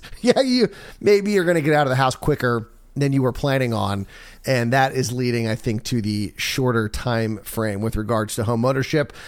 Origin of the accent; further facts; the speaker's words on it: Maryland, United States; moved away; I'm from Maryland